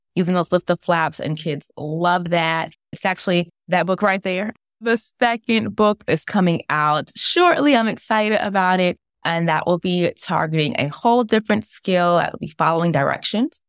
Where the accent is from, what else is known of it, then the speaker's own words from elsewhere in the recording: New York City, New York, United States; I'm from New York, grew up in Brooklyn and Staten Island